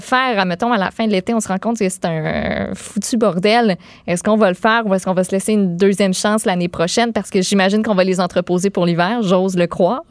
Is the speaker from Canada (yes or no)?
yes; Boischatel, Quebec, Canada; moved away as an adult; now in Montreal, Canada; une fille de Québec. Je viens de Québec, mais ben, plus particulièrement Bois-Châtel